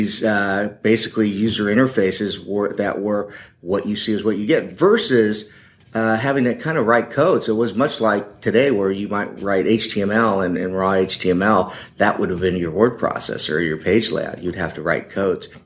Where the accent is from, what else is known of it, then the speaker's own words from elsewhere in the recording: Silicon Valley, California, United States; I was born and raised in the Silicon Valley